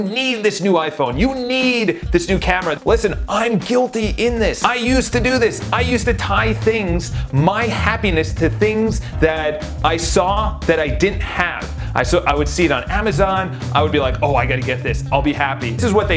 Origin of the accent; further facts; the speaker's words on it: New York City, New York, United States; I come from New York City.